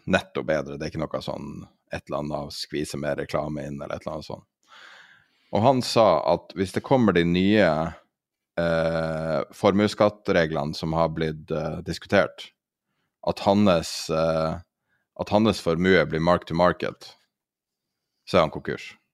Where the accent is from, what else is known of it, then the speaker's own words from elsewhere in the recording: Tromsø, Troms, Norway; i Tromsø, der jeg er fra